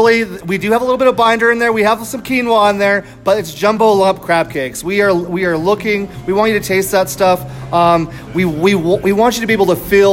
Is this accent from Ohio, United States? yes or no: no; Texas, United States; now in Tucson, United States; So I have roots in the South as well. So I come from Texas. I have family in Texas.